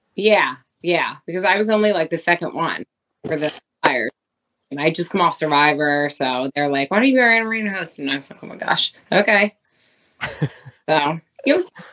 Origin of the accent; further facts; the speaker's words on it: Philadelphia, Pennsylvania, United States; I'm from Philly originally